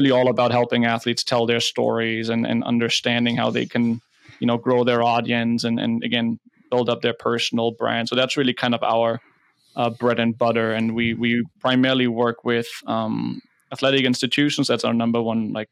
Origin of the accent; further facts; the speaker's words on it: Germany; accent: German; moved away as an adult; also born or lived in Nebraska; From Germany. Can't hide the accent.